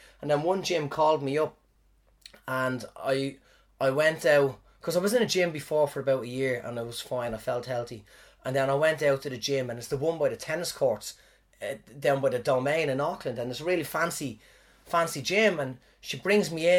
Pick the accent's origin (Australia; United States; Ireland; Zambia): Ireland; now in New Zealand; when I was back in Ireland